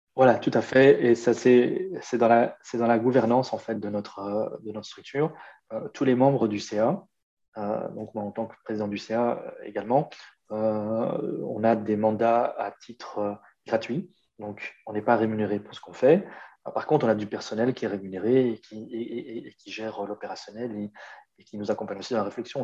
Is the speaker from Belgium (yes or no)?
yes; Brussels, Brussels-Capital Region, Belgium; chez nous à Bruxelles